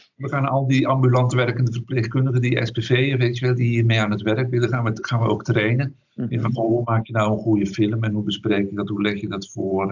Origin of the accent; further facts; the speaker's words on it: Duffel, Flanders, Belgium; now in Netherlands; ben opgegroeid in België, in Vlaanderen, in een, eh, een dorpje tussen Antwerpen en Brussel. En dat dorp heet Duffel